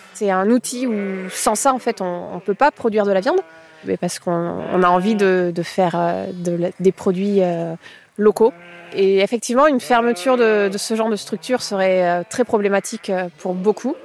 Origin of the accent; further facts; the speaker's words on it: Carbon-Blanc, Nouvelle-Aquitaine, France; je suis de Gironde, j'ai grandi à Carbon-Blanc.